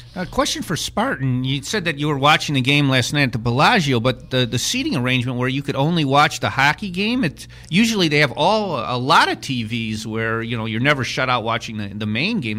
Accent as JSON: {"language": "English", "region": "Wisconsin", "country": "United States", "tie": "born or raised there", "said": "growing up in Wisconsin"}